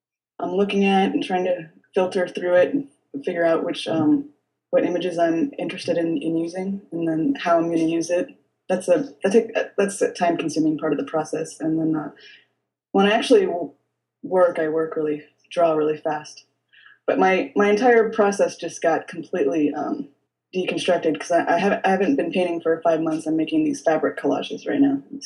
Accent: San Diego, California, United States; I growing up in San Diego

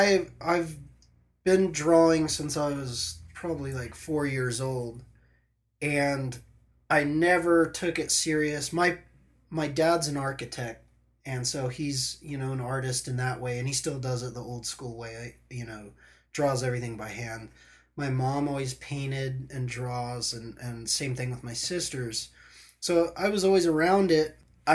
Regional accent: Huntington Beach, California, United States; I was born back east. I moved to Huntington Beach. Where back east? Virginia Beach, Virginia. Moved to Huntington Beach in 1984.

